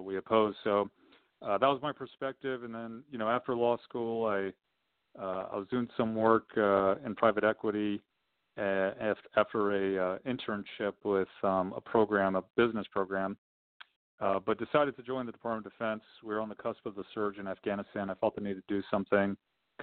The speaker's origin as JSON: {"language": "English", "region": "Southern California", "country": "United States", "tie": "born or raised there", "said": "I was born and raised in Southern California."}